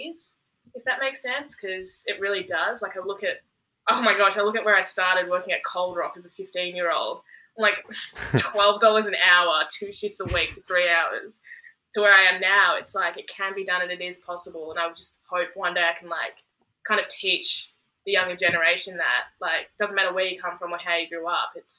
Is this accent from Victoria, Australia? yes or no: yes; Werribee, Victoria, Australia; we grew up in Werribee